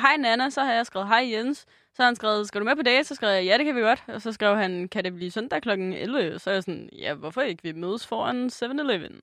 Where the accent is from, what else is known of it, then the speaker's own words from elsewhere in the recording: Denmark; jeg er fra Jylland